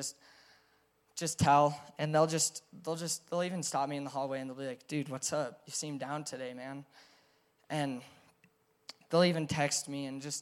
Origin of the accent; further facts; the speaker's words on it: Crested Butte, Colorado, United States; growing up in Crested Butte